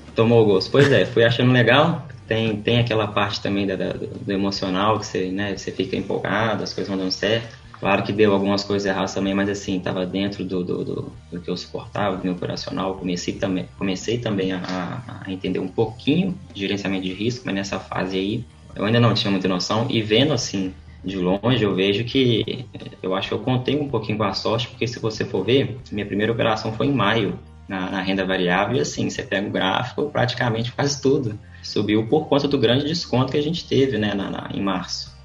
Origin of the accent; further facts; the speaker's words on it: Viçosa, Minas Gerais, Brazil; moved away as an adult; also born or lived in São Luís; now in Belo Horizonte, Brazil; Voltei para o interior, em Viçosa, onde que eu fui criado, cresci, estudei